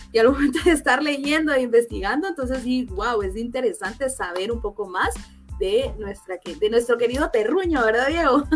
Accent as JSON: {"language": "Spanish", "country": "Guatemala", "said": "yo soy de Guatemala"}